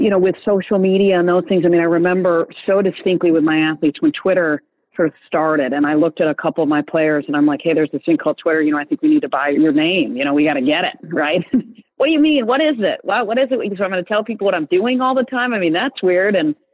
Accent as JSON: {"language": "English", "town": "East Lansing", "region": "Michigan", "country": "United States", "tie": "born or raised there", "moved": "as an adult", "lives_now": "Atlanta, United States", "said": "I grew up in East Lansing, Michigan, with twin brothers"}